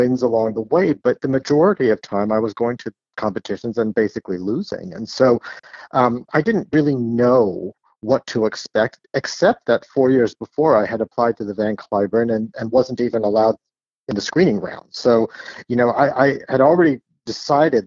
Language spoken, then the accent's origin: English; San Jose, California, United States; I am from the Bay Area. I'm from California. I grew up in San Jose, which is actually the city I still live